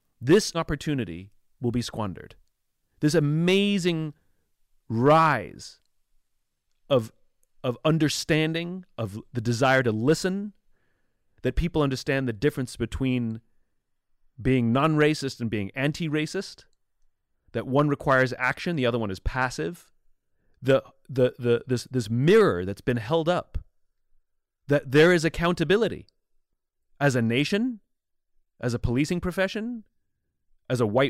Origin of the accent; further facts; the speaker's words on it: England, United Kingdom; now in United States; I'm originally from England a long time ago